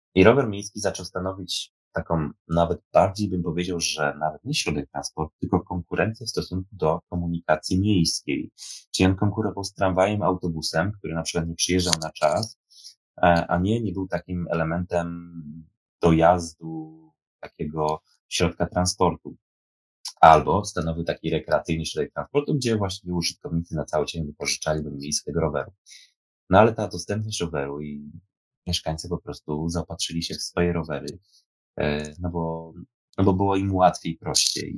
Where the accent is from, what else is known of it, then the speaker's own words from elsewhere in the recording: Poznań, Greater Poland, Poland; accent: Poznań; jak mówię tutaj po poznańsku